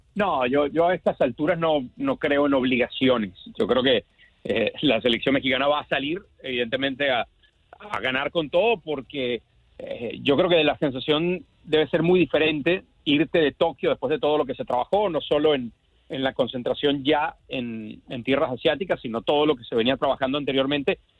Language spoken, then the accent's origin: Spanish; Venezuela; como decimos en Venezuela, en mi tierra